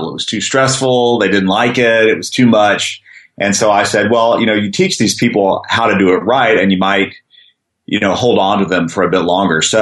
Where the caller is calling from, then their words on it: San Francisco, California, United States; I'm uh, I'm from my home office in San Francisco